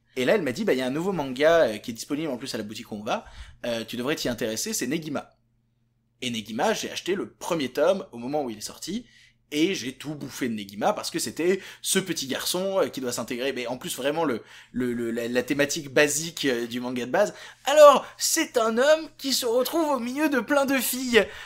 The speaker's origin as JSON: {"language": "French", "town": "Vienne", "region": "Auvergne-Rhône-Alpes", "country": "France", "tie": "born or raised there", "said": "j'ai grandi juste à côté de Lyon, dans une petite ville qui s'appelle Vienne"}